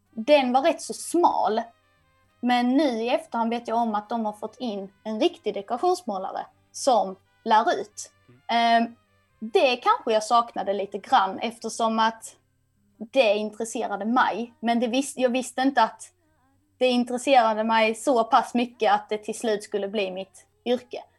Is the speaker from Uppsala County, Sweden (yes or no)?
no; Kristianstad, Skåne, Sweden; moved away as an adult; now in Stockholm, Sweden; där jag kommer ifrån i Kristianstad nere i Skåne